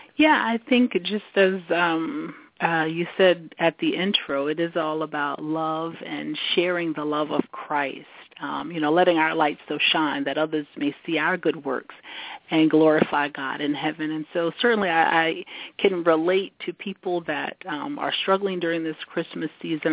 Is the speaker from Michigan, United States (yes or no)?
no; South Carolina, United States; moved away as an adult; also born or lived in Washington, D.C.; now in Washington metropolitan area, United States; I was born and raised in South Carolina. Moved to the yeah. big city of Washington D.C. Um, in the mid 90s, 90s to go to graduate school